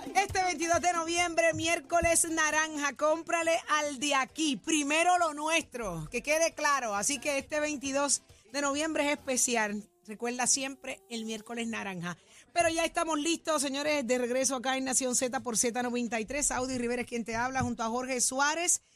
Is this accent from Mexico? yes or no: no; Puerto Rico; como comerciantes y como puertorriqueños